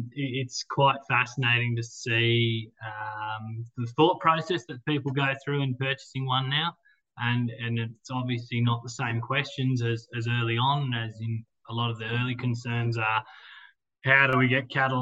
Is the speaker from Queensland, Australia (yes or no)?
no; Armidale, New South Wales, Australia; I grew up here in Armidale on a beef cattle property on the eastern side of town.